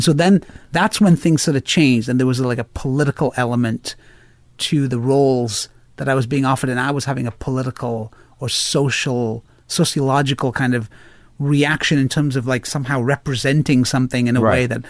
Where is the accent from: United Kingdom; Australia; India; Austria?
India; I don't know, I'm Indian, maybe, probably, I probably